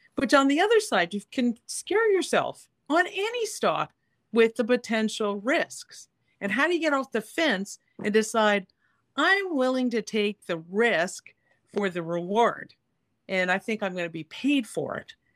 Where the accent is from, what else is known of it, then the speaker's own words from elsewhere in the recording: Canada; as a Canadian